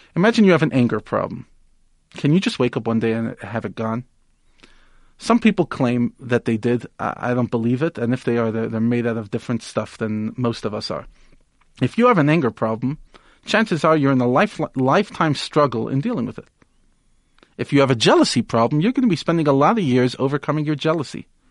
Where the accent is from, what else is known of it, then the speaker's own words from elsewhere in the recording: United States; moved away; I grew up in America